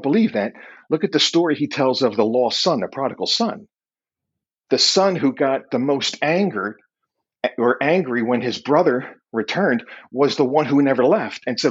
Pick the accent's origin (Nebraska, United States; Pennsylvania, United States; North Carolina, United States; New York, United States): Pennsylvania, United States; Philadelphia; I'm from Philly